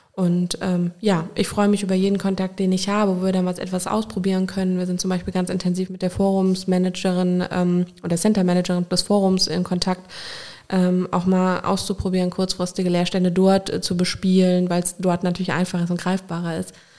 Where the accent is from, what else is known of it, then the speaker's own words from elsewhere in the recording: Koblenz, Rhineland-Palatinate, Germany; also born or lived in Brodenbach / Remagen; bin ich in Koblenz groß geworden